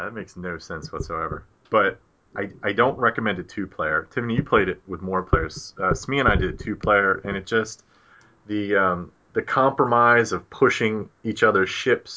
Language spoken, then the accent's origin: English; Baltimore, Maryland, United States; accent: Baltimore; My Baltimore accent